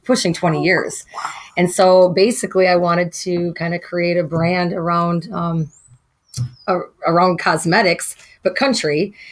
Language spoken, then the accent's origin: English; Wisconsin, United States; moved away as an adult; now in Coon Rapids, United States; I grew up in Wisconsin on a farm, 65 acres